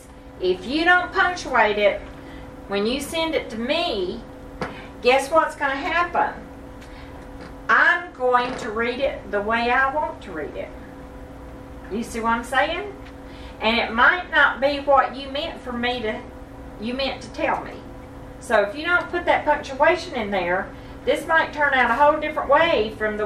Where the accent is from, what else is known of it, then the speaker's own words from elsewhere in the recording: the South, United States; born and raised in the South, but Denise and I definitely were